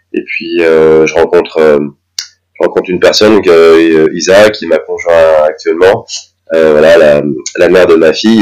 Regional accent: near Dijon, Bourgogne-Franche-Comté, France; moved away as an adult; now in Strasbourg, France; à Dijon, là, là d'où je viens, je viens à côté Dijon

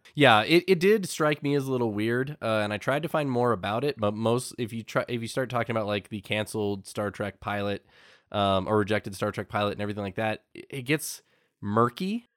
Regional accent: United States; us Americans

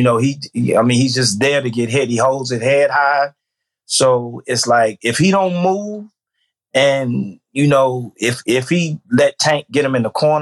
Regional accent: Washington, District of Columbia, United States; I was raised in Washington, D.C.

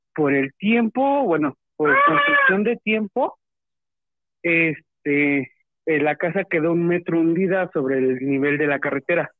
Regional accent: Toluca, State of Mexico, Mexico; de aquí de Toluca, Estado de México

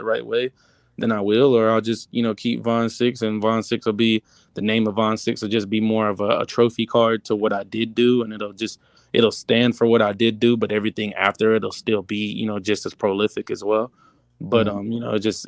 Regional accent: Georgia, United States; moved away as an adult; now in Los Angeles, United States; from Georgia

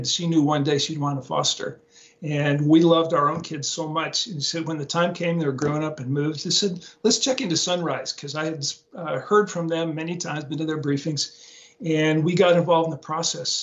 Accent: Portland, Oregon, United States; moved away; Grew up in Portland, Oregon, West Coast my whole life.

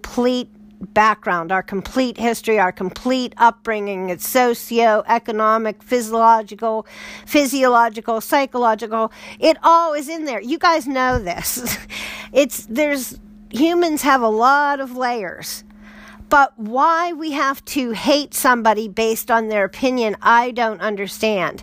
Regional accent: United States; speaking as an American, you know, right now, that would be my bias and my background and upbringing

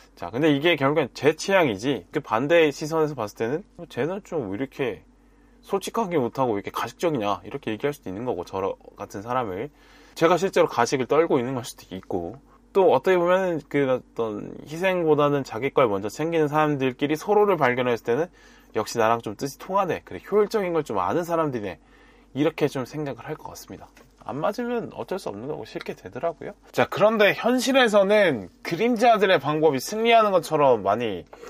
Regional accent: Busan, South Korea; now in Seoul, South Korea; 저의 경우에 부모님이 경남 출신이고 또 부산에서 자랐기 때문에

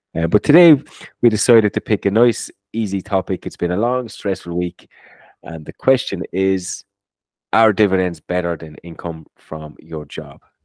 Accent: Ireland; growing up in Ireland, when you were doing your, um, you do these leaving certs and inter certs

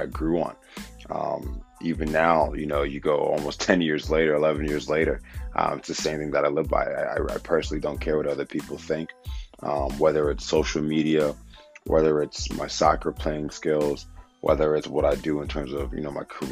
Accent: Wilmington, Delaware, United States; born and raised in Wilmington, Delaware

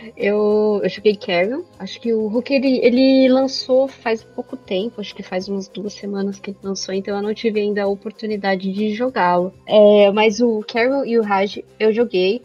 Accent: Brazil; Porque a gente é brasileiro

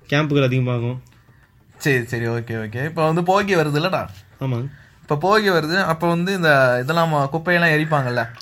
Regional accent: Coimbatore, Tamil Nadu, India; எனக்கு நம்ம இங்கே தாங்க பீலமேட் பக்கத்தில் தாங்க

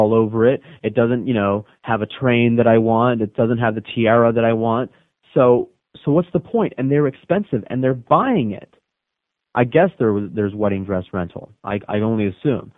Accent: the Redlands, Florida, United States; I grew up in the Redlands.

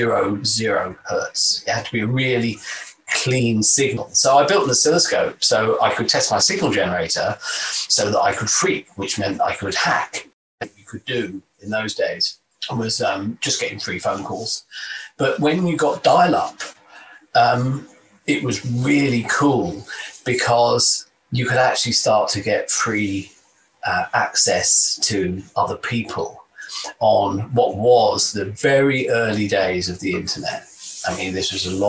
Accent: London, United Kingdom; moved away; I was born and raised in London, in the East End, in pretty much poverty, actually.

